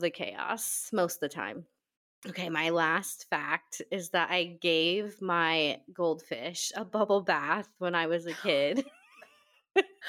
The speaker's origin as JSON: {"language": "English", "region": "Nebraska", "country": "United States", "moved": "as an adult", "lives_now": "Washington, United States", "said": "I am originally from Nebraska, but I've lived out here in Washington for almost seven years"}